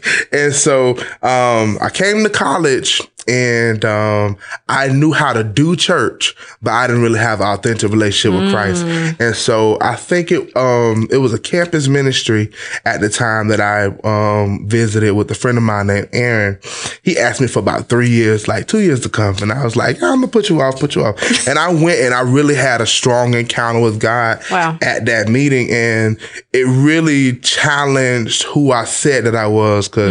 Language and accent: English; Lakeland, Florida, United States; I'm from Lakeland, Florida, Polk County